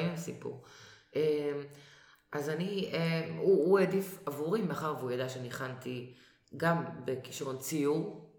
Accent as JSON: {"language": "Hebrew", "country": "Israel", "said": "אנחנו ישראלים, אבל אמרתי, כשהייתי קטנה, כל בית, את נכנסת לבית של, של חברה, חבר, האבא והאימא מדברים או מבטא פולני, או רוסי, או רומני"}